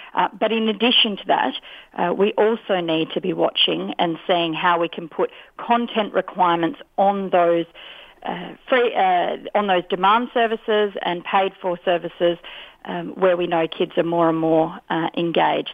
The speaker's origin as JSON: {"language": "English", "country": "Australia", "said": "as Australian"}